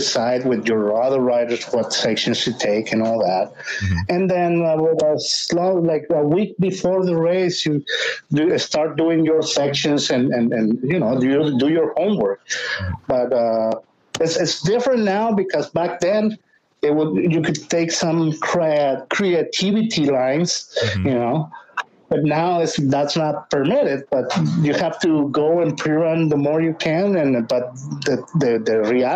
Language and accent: English; Ensenada, Baja California, Mexico; I'm Mexican. Please help me out. I'm from here from Ensenada.